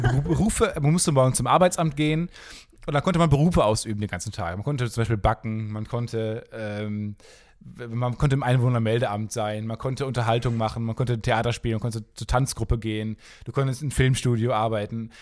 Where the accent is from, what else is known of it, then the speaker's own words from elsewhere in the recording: Kamen, North Rhine-Westphalia, Germany; die Stadt, wo ich herkomme, heißt Carmen